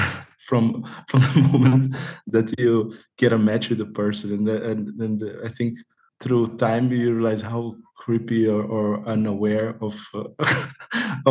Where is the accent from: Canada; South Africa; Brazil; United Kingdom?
Brazil; moved away as an adult; now in Amsterdam, Netherlands; the city where I grew up in Brazil